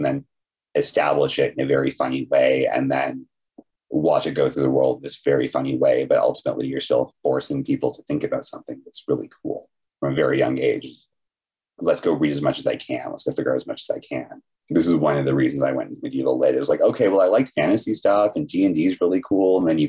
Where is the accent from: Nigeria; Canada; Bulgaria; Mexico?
Canada; And of course, as a Canadian, I had to learn French.